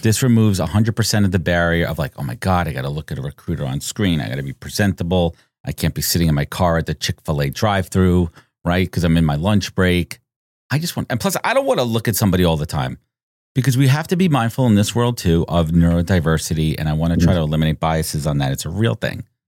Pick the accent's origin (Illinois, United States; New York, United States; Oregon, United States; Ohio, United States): New York, United States; Born and raised in New York